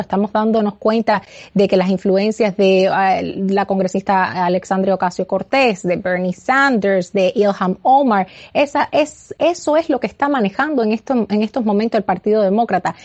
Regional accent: Cuba; now in United States; nací y criada eh, en Cuba, también ciudadana americana, pero, pero nací, nací y me crié en Cuba

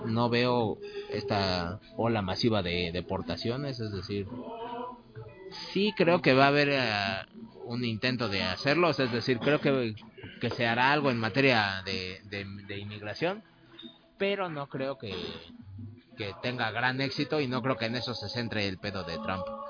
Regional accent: Mexico; Aún como mexicano

